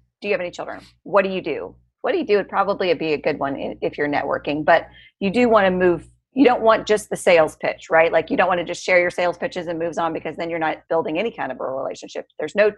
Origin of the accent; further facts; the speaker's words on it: United States; I grew up on the Missouri-Iowa border